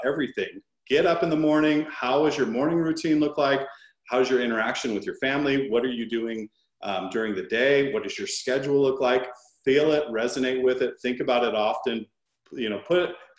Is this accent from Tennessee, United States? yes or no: no; Seattle, Washington, United States; My younger brother, we grew up in the Washington, Seattle area